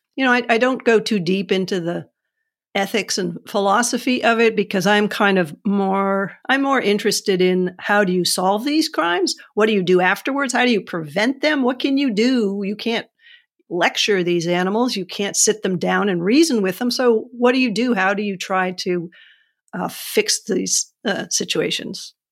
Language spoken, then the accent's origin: English; New Hampshire, United States; I'm from New Hampshire